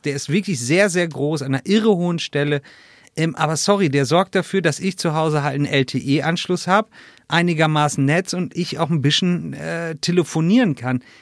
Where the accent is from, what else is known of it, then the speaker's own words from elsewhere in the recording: Northern Germany, Germany; now in Pfrungen, Germany; ich komme ja aus Norddeutschland